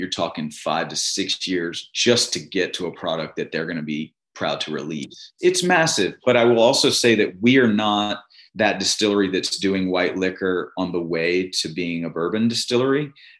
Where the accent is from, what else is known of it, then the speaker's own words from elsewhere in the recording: Virginia, United States; now in Mississippi, United States; And as you and I know from growing up in Virginia, going to school in Virginia, even the liquor stores are owned by the state, right?